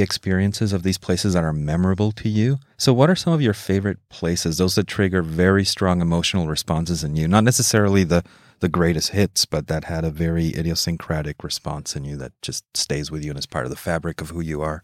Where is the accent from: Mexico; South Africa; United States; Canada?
Mexico; I grew up in Mexico